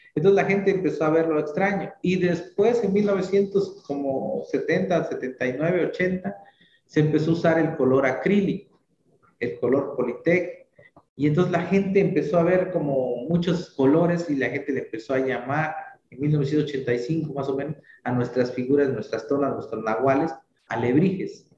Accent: San Martín Tilcajete, Oaxaca, Mexico; es el nombre de mi pueblo, Tilcajete

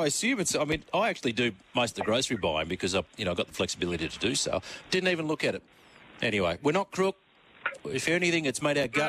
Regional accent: South Africa; I grew up in South Africa during the apartheid era.

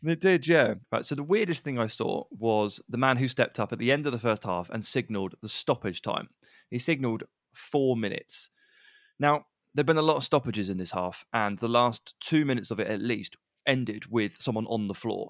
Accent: England, United Kingdom; We're English

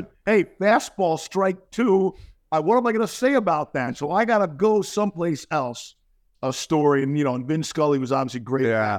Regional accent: New York, United States; a native New Yorker who grew up with Rangers, Islanders

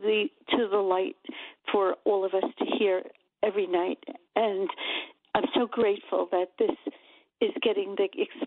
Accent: Red Bank, central New Jersey, United States; I was born in Red Bank. And somewhere in the early 60s, we moved more central into central Jersey

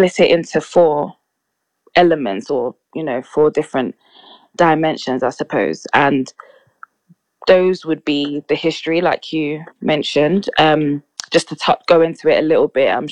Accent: London, United Kingdom; I'm 24 from London and work 9 to 5.

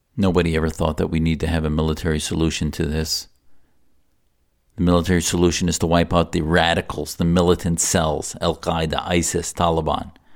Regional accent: United States; as an American

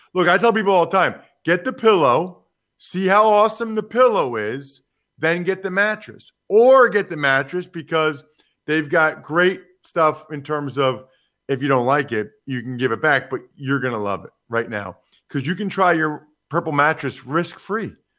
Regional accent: Philadelphia, Pennsylvania, United States; the Eagles, my hometown team

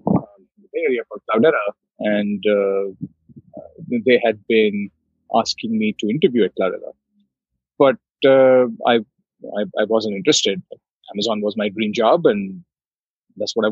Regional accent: Delhi, India; moved away as an adult; now in San Francisco, United States; I grew up in Delhi, in India

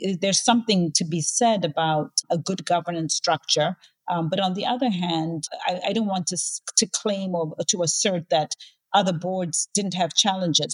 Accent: Zambia; my home country of Zambia

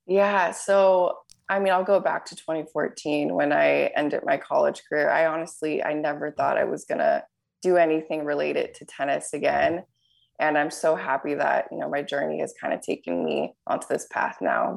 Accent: Southern California, United States; growing up in Southern California and playing tennis here

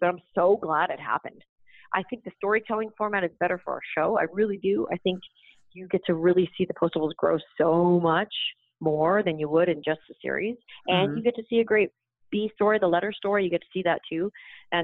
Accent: Canada; moved away; I grew up in Canada.

